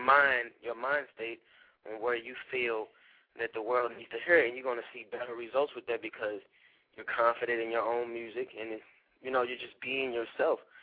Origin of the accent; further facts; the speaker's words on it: St. Louis, Missouri, United States; I am from St. Louis, Missouri